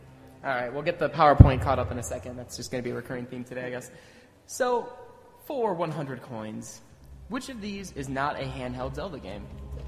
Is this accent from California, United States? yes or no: no; Indiana, United States; I'm from Indiana.